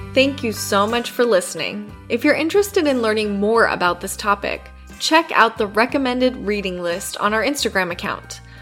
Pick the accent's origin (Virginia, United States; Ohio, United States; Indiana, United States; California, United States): California, United States; as a California kid